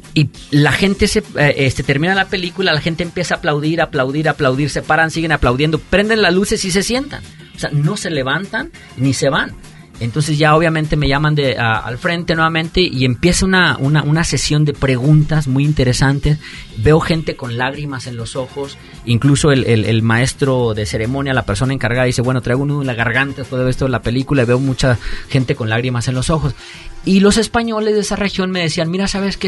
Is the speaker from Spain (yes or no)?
no; Mexico; now in United States; me vengo a México también como mexicano